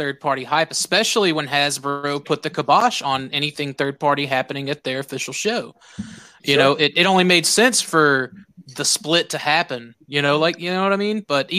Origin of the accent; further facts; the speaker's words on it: Texas, United States; If you talk to anyone from Texas, we can secede at any time we want. We're from Texas.